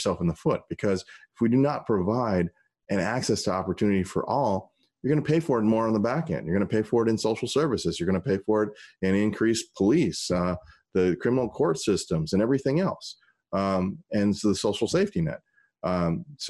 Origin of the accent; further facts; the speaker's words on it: St. Louis, Missouri, United States; also born or lived in Washington, D.C.; now in Portland, United States; When I was growing up in St. Louis, my mom worked two jobs.